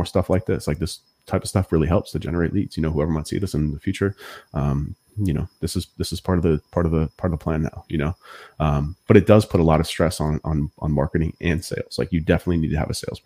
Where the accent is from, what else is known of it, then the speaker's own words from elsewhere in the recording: Massachusetts, United States; I'm from Massachusetts